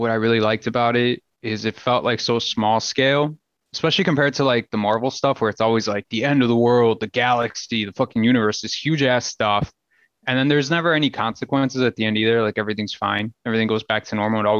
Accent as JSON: {"language": "English", "town": "Berwyn", "region": "Illinois", "country": "United States", "tie": "born or raised there", "said": "I grew up in Berwyn"}